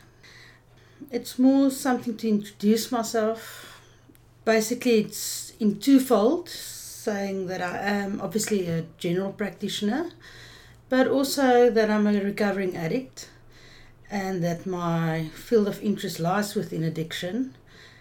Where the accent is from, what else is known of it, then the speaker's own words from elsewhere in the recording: Johannesburg, Gauteng, South Africa; I'm actually from Joburg originally.